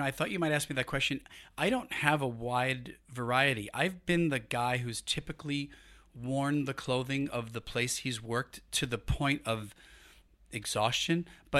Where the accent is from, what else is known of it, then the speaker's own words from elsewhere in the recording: Brooklyn, New York, United States; You know, I grew up in Brooklyn, so, didn't know style when I was a kid growing up.